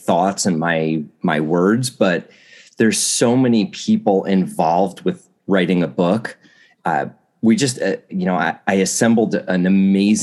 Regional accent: New Jersey, United States; I grew up in New Jersey

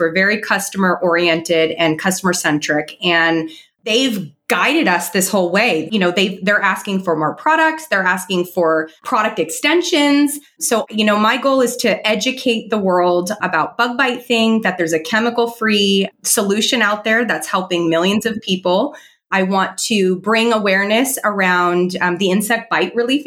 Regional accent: California, United States; moved away as an adult; now in South Florida, United States; I grew up in California

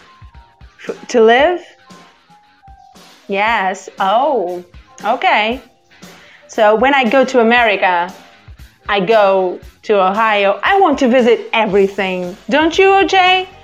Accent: Barcelos, Norte, Portugal; first language Portuguese; English is a second language; now in Porto, Portugal; My city where I was born and grew up is called Barcelos, but I live in Porto.

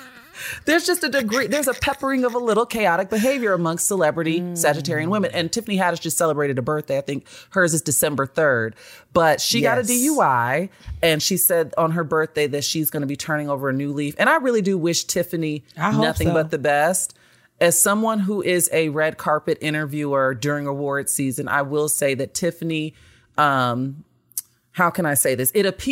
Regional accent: Chicago, Illinois, United States; He is from Chicago, and I say this as a Chicagoan.

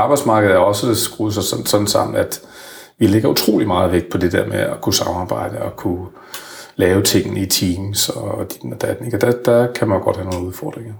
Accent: Frederikshavn, North Denmark Region, Denmark; moved away; er jeg jo selv vokset op i, med en mor og far, der gik ud af, af 7. klasse. Jeg kommer fra Frederikshavn, helt op i Nordjylland

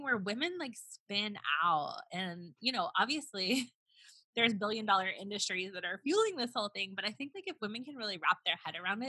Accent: the South, United States; I'm from the South

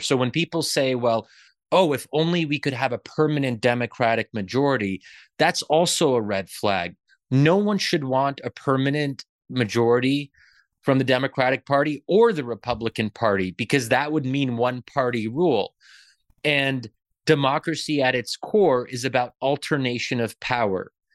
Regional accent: Pennsylvania, United States; I'm born and raised in Pennsylvania, but, um, my family comes from Egypt

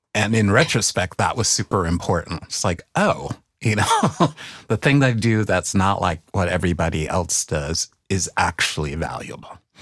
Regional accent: New York City, New York, United States; moved away as an adult; also born or lived in Brooklyn; I left the Bronx as soon as I could

